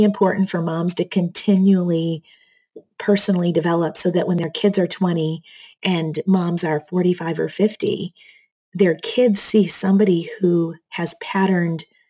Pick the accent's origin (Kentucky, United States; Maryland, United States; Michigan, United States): Michigan, United States; moved away as an adult; also born or lived in Seattle; now in Texas, United States; I grew up in Michigan